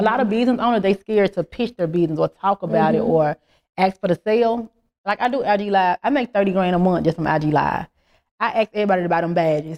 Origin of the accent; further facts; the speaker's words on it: Memphis, Tennessee, United States; moved away as an adult; now in Atlanta, United States; I'm from Memphis. I'm from a small town